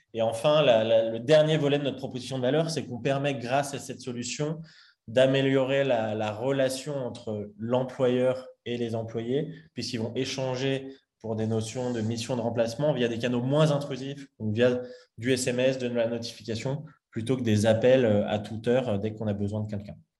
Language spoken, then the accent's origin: French; Lyon, Auvergne-Rhône-Alpes, France; j'ai grandi à Lyon